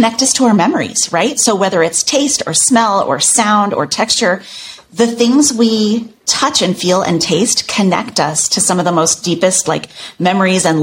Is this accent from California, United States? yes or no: no; Chicago, Illinois, United States; now in New York, United States; we lived in the suburbs of Chicago